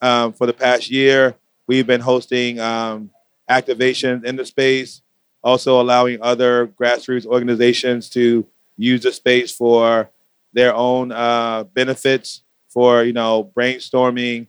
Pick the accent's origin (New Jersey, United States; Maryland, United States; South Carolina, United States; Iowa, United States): Maryland, United States; Baltimore; now in Brooklyn, United States; I founded in Baltimore City, my hometown.